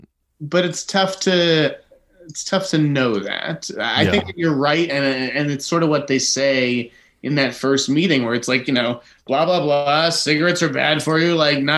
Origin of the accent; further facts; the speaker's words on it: Boston, Massachusetts, United States; I'm from Boston, after all.